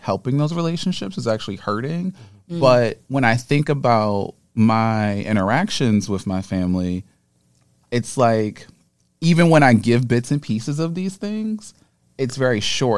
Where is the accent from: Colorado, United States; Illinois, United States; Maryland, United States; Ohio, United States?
Maryland, United States; Baltimore; moved away as an adult; now in New York, United States; I'm originally from Baltimore